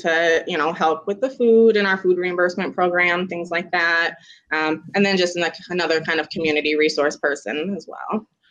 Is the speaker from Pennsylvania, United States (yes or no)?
no; Sioux Falls, South Dakota, United States; I'm actually from Sioux Falls